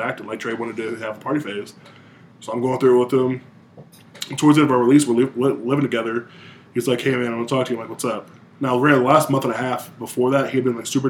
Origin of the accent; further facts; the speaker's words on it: Michigan, United States; moved away; I'm from Michigan